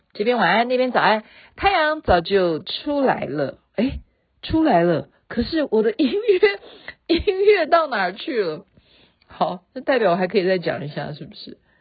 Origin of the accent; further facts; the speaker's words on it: Taiwan; 我们台湾用的这些考绩的方式